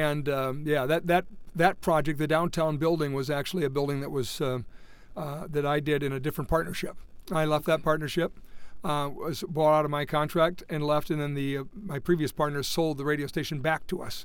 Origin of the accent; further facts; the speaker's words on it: Montevideo, Minnesota, United States; also born or lived in Pipestone, Minnesota / Clarinda, Iowa / South Dakota; we came back to Montevideo, my hometown where I graduated from high school there